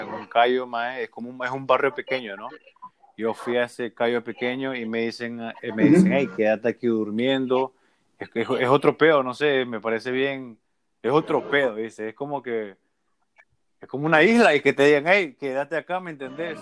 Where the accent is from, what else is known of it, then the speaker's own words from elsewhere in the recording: Puerto Cortés, Cortés, Honduras; moved away as an adult; also born or lived in Omoa; now in Miami, United States; obviamente soy hondureño, ¿no? Pero yo también soy de Miami. Yo llevo casi 12 años viviendo en Miami